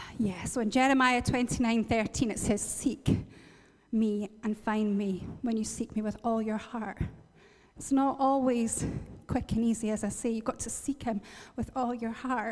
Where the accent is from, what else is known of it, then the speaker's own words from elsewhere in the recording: Northern Ireland, United Kingdom; moved away; this motorway that joins where I have my hometown to Belfast